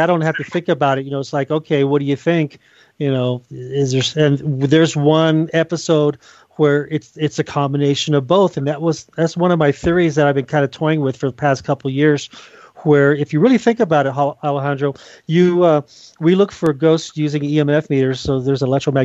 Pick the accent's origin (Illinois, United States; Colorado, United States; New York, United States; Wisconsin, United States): Colorado, United States; I'm here in my home state